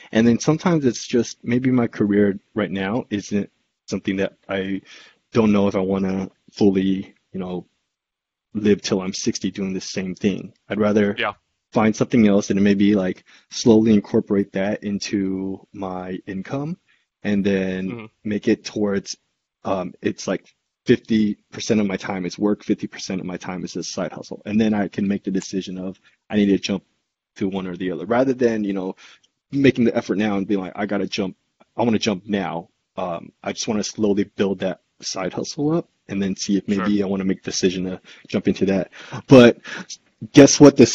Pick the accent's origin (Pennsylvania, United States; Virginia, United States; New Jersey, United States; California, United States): California, United States; San Jose; where we grew up in San Jose as kids in our elementary schools.